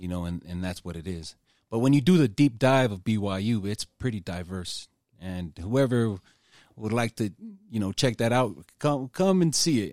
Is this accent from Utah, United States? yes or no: yes; Utah, United States; I was born here in Utah